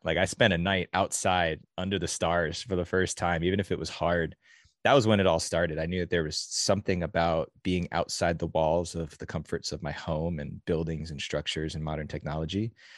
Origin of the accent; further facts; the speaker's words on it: New Jersey, United States; now in California, United States; As a kid growing up in New Jersey